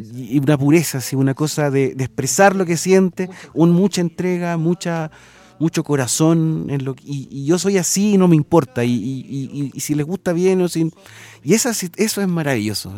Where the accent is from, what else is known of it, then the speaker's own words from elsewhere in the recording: Chile; como chilenos, nosotros somos un poco más retraídos